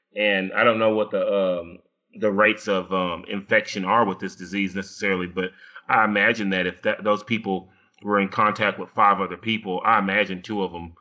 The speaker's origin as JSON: {"language": "English", "country": "United States", "said": "I am an American"}